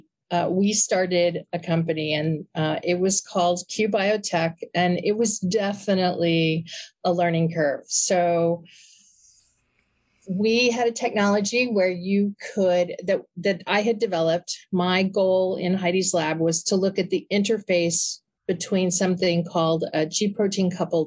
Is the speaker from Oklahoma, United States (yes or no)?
yes; Oklahoma City, Oklahoma, United States; moved away as an adult; also born or lived in Connecticut; I was born and raised in Oklahoma City